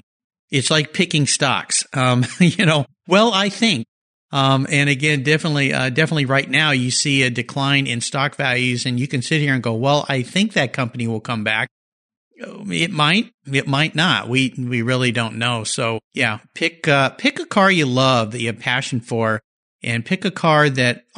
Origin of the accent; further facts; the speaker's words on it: Southern California, United States; I grew up in Southern California, where there were a lot of great cars, nice cars